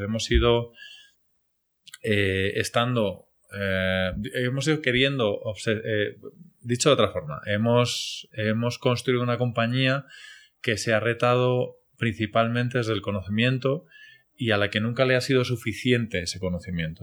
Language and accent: Spanish; Spain; moved away as an adult; also born or lived in Medellín, Colombia; now in Colombia; como decimos españoles